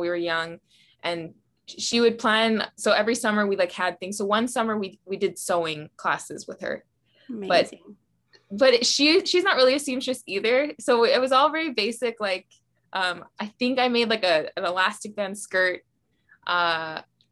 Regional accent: Hawaii, United States; moved away; also born or lived in Utah; We're both Hawaiian. We want to live in Hawaii. We were living in Utah at the time

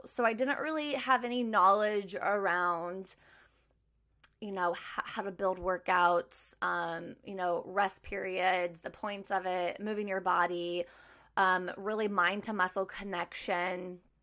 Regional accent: Maryville, Missouri, United States; moved away as an adult; now in Kansas City, United States; I'm originally from Maryville, Missouri. I now live in Kansas City with my husband

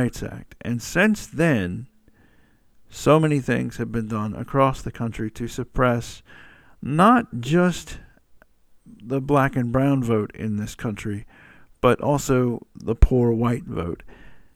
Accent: Georgia, United States; my home state of Georgia

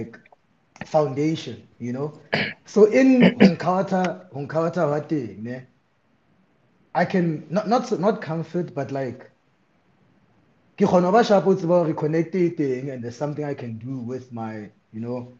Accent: Welkom, Free State, South Africa; my hometown

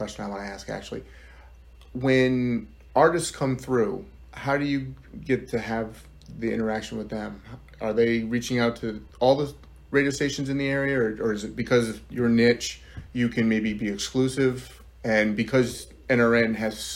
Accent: Northeast, United States; now in Central Virginia, United States; where I grew up and in the Northeast

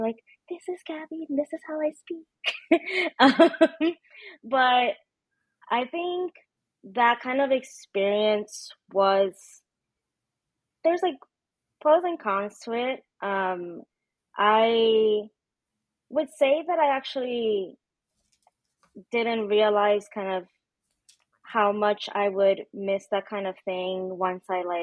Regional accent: New York City, New York, United States; moved away as an adult; also born or lived in Dominican Republic; now in Chicago, United States; I'm originally from the Bronx, New York City

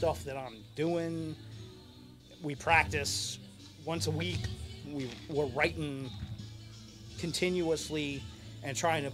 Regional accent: Fairfax, Virginia, United States; moved away as an adult; now in Baltimore, United States; I grew up in Fairfax

